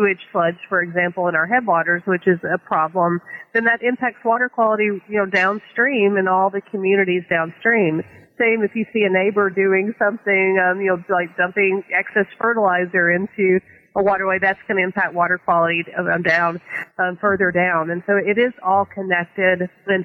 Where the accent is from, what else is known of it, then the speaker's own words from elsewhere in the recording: Arkansas, United States; moved away as an adult; now in Jacksonville, United States; I grew up in Arkansas